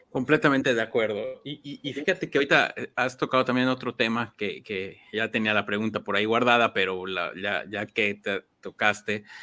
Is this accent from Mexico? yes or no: yes; Mexico; nosotros como mexicanos